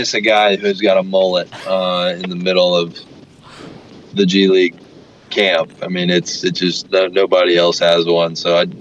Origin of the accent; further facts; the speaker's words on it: United States; moved away as an adult; now in Perth, Australia; I'm growing up in America